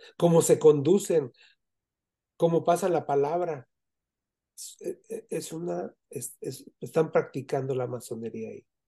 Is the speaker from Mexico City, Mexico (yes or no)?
no; Zamora, Michoacán, Mexico; now in United States; yo que vivo en Estados Unidos, yo, yo soy de Michoacán, de Zamora, Michoacán, y tengo 46 años viviendo aquí en Estados Unidos